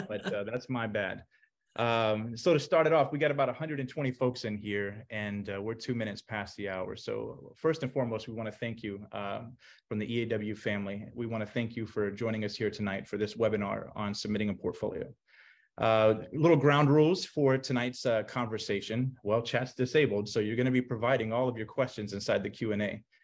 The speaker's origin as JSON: {"language": "English", "town": "Orlando", "region": "Florida", "country": "United States", "tie": "born or raised there", "said": "the Orlando Sentinel, my hometown newspaper"}